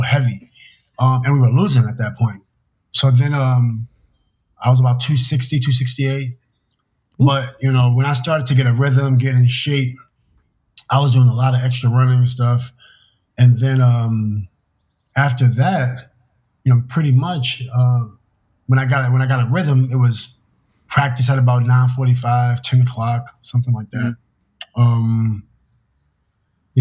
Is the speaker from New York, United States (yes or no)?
yes; New York City, New York, United States; I'm from New York City